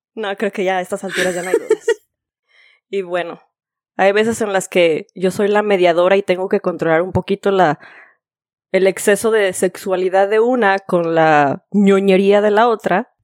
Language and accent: Spanish; Guadalajara, Jalisco, Mexico; moved away as an adult; now in Florida, United States; soy de Guadalajara